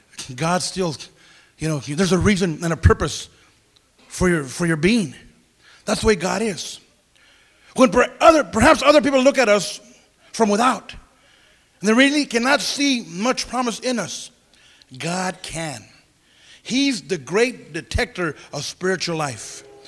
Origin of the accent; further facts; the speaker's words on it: Santa Paula, California, United States; I'll never forget the first rally I had in my hometown, Santa Paula, California.